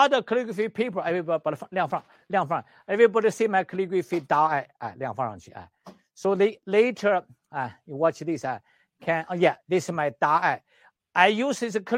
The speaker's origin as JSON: {"language": "English", "country": "China", "also_born_or_lived": "Canada", "moved": "yes", "said": "I'm the doctor from Western medicine, China, and traditional Chinese medicine, acupuncturist, herbalist in China and in Canada"}